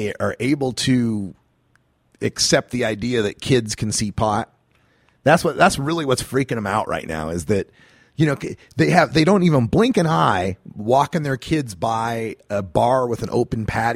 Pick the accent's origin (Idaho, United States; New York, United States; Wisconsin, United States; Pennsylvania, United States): Idaho, United States; moved away; I grew up in Idaho.